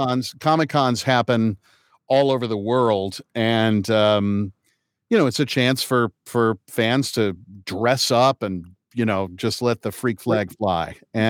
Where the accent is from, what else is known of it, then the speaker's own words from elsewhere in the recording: Kokomo, Indiana, United States; also born or lived in New York; I was born at Manhattan Lying In Hospital and lived in Lincoln Towers until I was two. So right off of West End there, and then moved to Kokomo, Indiana.